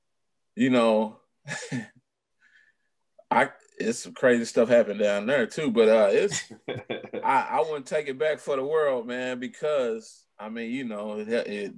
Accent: Texas, United States; I'm a boy from Texas now

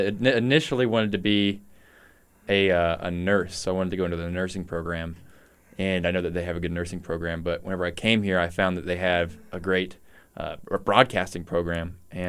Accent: Lee's Summit, Missouri, United States; No, I'm not from Warrensburg. I'm from Lee Summit.

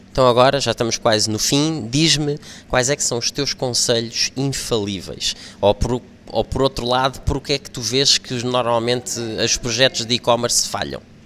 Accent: Lisbon, Portugal; eu sou de Lisboa

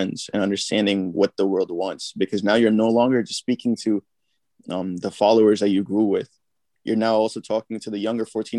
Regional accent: New York, United States; I'm from New York

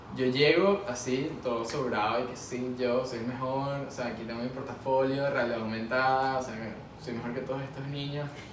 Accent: Venezuela; now in Miami, United States; En Miami, como venezolano

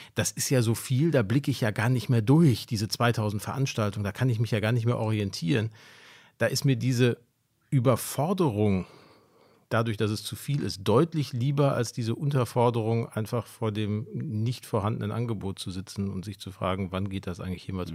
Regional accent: Ruhr area, North Rhine-Westphalia, Germany; now in Hamburg, Germany; ich komme aus, aus dem Ruhrgebiet

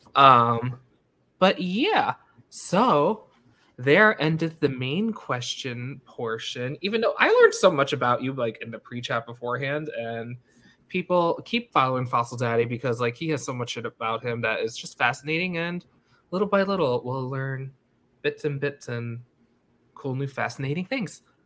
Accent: United States; I grew up like five miles from the border of New York City.

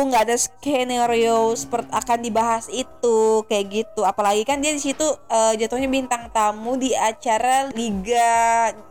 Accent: Depok, West Java, Indonesia; kita orang Depok loh mohon

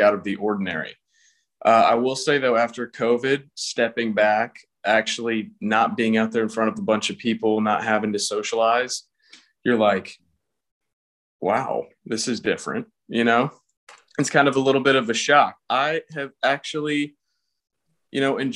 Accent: Atlanta, Georgia, United States; I'm from Atlanta, Georgia

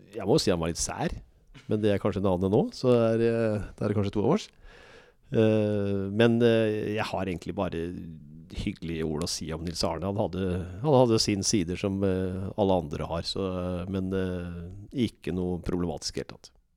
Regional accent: Moss, Østfold, Norway; also born or lived in England / Germany; jeg er ekte mossing. Jeg liker Moss, og jeg trives i Moss. Her har jeg både venner og familie, så dette er, dette er byen i mitt liv.

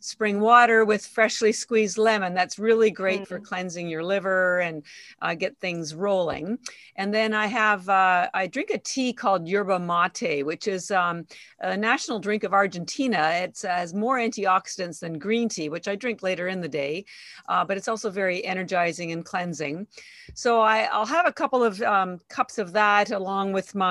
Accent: Canada; moved away as an adult; now in Boston, United States

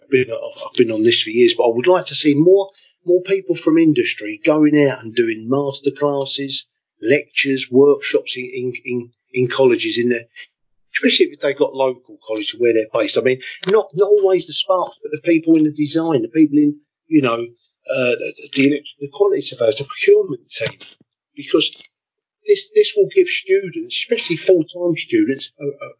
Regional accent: London, United Kingdom; moved away as an adult; also born or lived in Spain / West Berlin; I'm from Deptford as a boy

